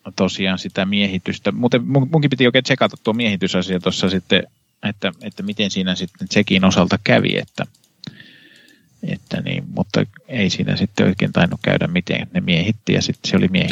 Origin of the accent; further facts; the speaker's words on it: Kannus, Central Ostrobothnia, Finland; mun kotikaupungissa Kannuksessa